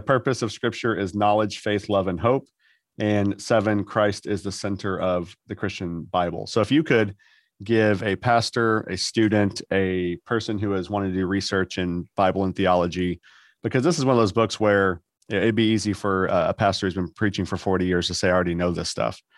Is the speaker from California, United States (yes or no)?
no; Texas, United States; I'm a Texan and we don't sound fancy